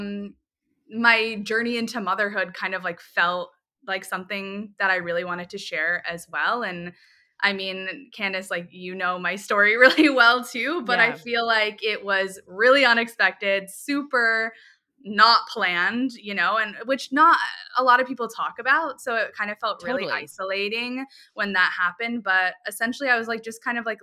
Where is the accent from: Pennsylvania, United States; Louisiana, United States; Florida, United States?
Florida, United States; Tampa; also born or lived in New York; I grew up in Tampa